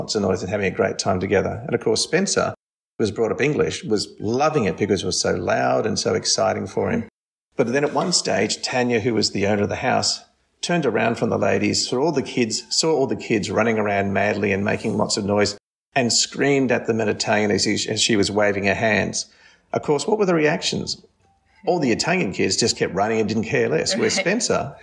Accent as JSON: {"language": "English", "country": "Australia", "tie": "born or raised there", "said": "I grew up in Australia in a very much a Western society."}